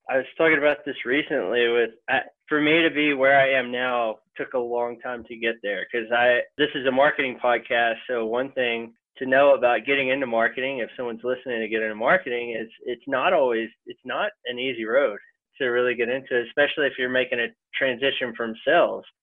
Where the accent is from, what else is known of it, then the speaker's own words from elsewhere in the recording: Longview, Texas, United States; also born or lived in New York / Colorado; grew up in East Texas. I grew up in Longview, Texas. Our claim to fame is that's where Matthew McConaughey grew